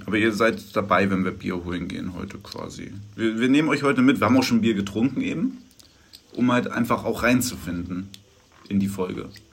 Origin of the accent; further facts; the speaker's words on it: Germany